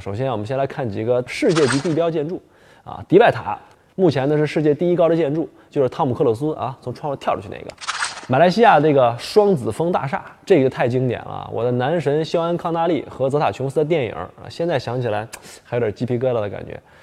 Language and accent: Chinese; Northeast China, China; 我们东北老家呢，冬天特别冷，土豆、萝卜、白菜老三样儿